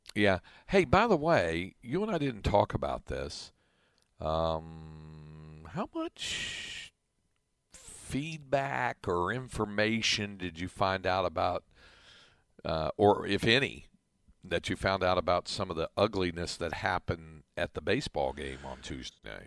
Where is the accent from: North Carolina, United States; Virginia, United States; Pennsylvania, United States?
North Carolina, United States; now in Williamson County, Texas, United States; near where I grew up in North Carolina